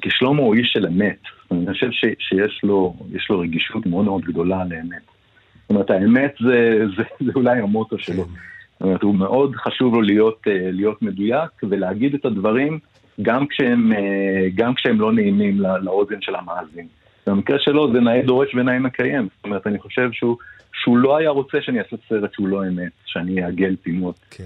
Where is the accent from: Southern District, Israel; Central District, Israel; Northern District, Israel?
Central District, Israel; Ness Ziona; אני גדלתי לא בנס ציונה